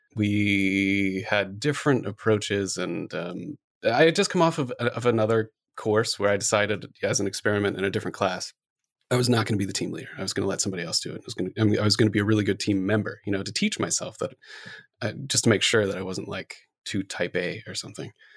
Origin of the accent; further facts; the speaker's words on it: Gahanna, Ohio, United States; moved away as an adult; also born or lived in upstate New York; now in Seattle, United States; I grew up in Gahanna